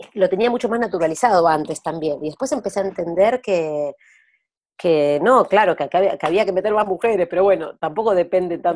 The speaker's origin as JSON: {"language": "Spanish", "country": "Argentina"}